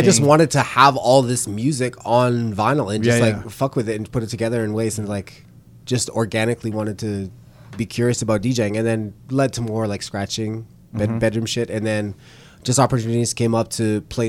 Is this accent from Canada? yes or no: yes; Vancouver, British Columbia, Canada; growing up in Vancouver